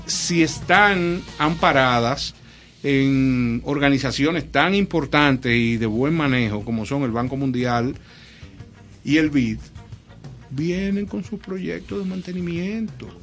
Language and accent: Spanish; Dominican Republic; somos como República Dominicana